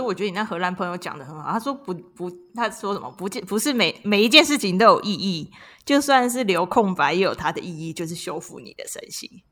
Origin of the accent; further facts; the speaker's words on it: Taiwan; 我们都台湾人嘛，从小就是亚洲文化教育你浪费时间就是罪恶